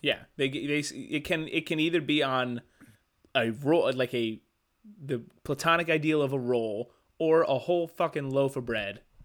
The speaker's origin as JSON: {"language": "English", "region": "Midwest", "country": "United States", "said": "being from the Midwest"}